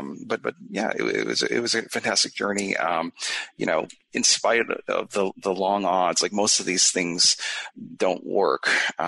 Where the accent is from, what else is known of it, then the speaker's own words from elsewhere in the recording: Canada; moved away as an adult; now in United States; Yeah, I immigrated to the USA from Canada. It's not a huge move.